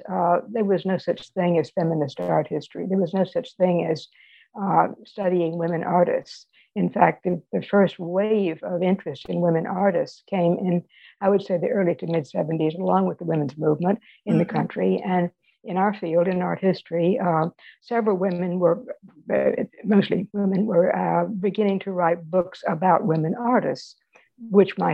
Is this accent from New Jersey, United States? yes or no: no; Indianola, Mississippi, United States; moved away as an adult; also born or lived in Greenwood, Mississippi / New Orleans, Louisiana / Washington, D.C.; I was born in Greenwood, Mississippi. I grew up in Indianola nearby, and that's the Mississippi Delta.